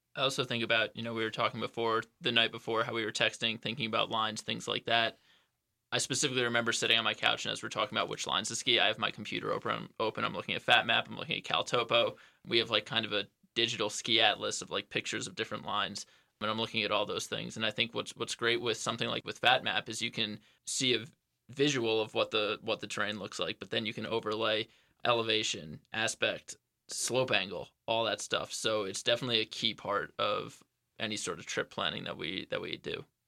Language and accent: English; Suffolk, New York, United States; moved away as an adult; now in Jackson, United States; I grew up in Suffolk, New York as well